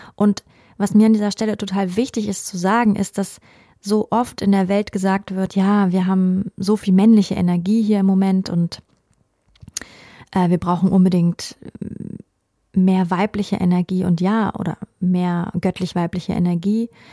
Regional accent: Germany; bei uns in Deutschland

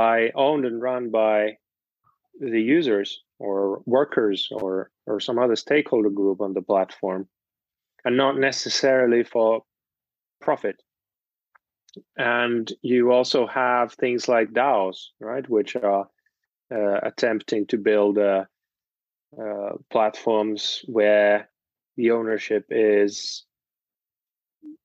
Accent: Finland; moved away; I'm from Finland originally, and there are lots of co-ops

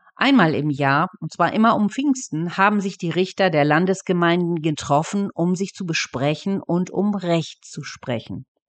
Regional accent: Dornum, Lower Saxony, Germany; bei uns in Dornum

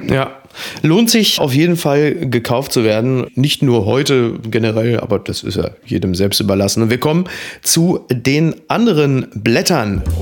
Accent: Hamburg, Germany; als Hamburger

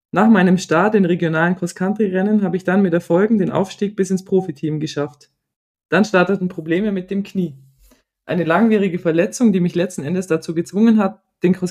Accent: Bavaria, Germany; Aufgewachsen im Allgäu und noch immer fest dort verwurzelt, ist mir der Kreis meiner Familie heilig.

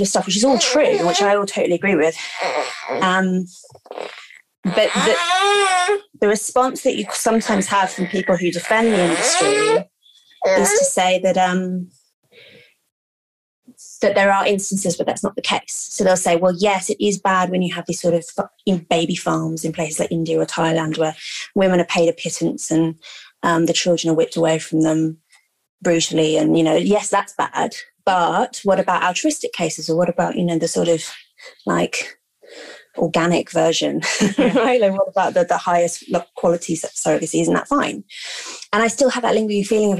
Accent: London, United Kingdom; I grew up in London, middle-class family

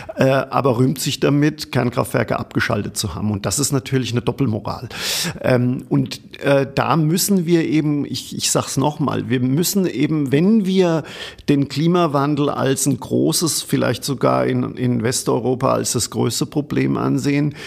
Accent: Germany; ich komme aus Deutschland

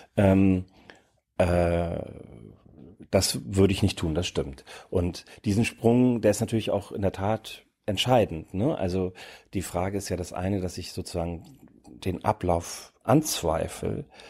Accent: near the Danish border, Schleswig-Holstein, Germany; now in Berlin, Germany; Ich komme aus der Region in, an der dänischen Grenze in Schleswig-Holstein

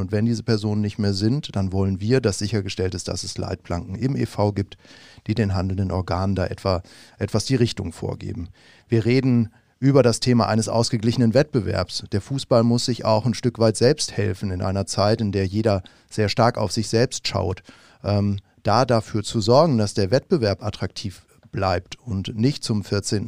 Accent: Munich, Bavaria, Germany; moved away; ich bin tatsächlich aufgewachsen in München

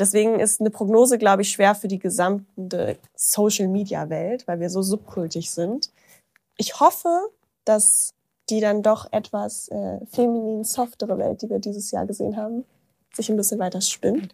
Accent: Braunschweig, Lower Saxony, Germany; moved away; in so einem Café in Braunschweig, wo ich herkomme

